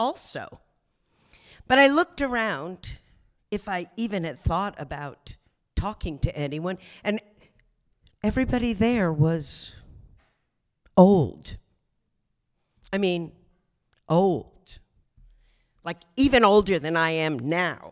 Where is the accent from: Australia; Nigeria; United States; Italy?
United States; Asbury Park, New Jersey; now in Brooklyn, United States; I grew up in New Jersey. So can we give a big round of applause for my home state, New Jersey? It was quite an upbringing. I was by the Jersey Shore, Asbury Park